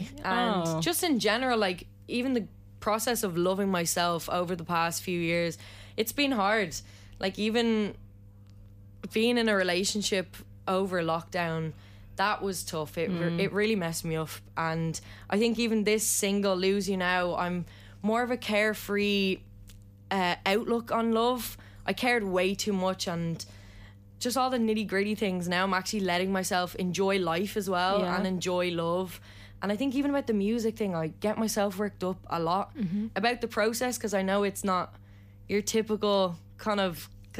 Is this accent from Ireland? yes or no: yes; Ireland; Nothing better, about being Irish.